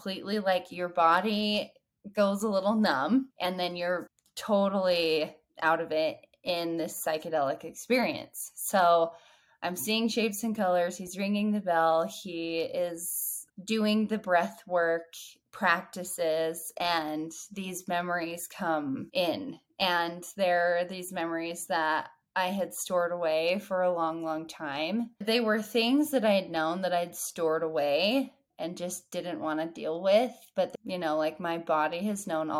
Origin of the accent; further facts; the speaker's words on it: Utah, United States; moved away as an adult; also born or lived in Texas; I moved back to my hometown where a lot of things happened. After I had my third baby, here in Utah